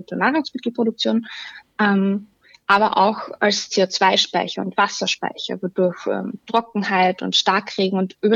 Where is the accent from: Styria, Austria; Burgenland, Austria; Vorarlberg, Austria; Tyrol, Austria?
Styria, Austria; Ich bin auch selbst aus der Obersteiermark. Ähm, da ist es äh, fast überall passiert, ähm, dass die Ortskerne aussterben